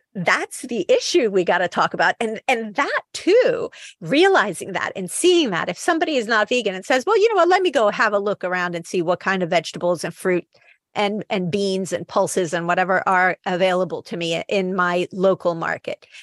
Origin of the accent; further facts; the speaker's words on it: Naples, Campania, Italy; now in United Kingdom; I'm from Naples.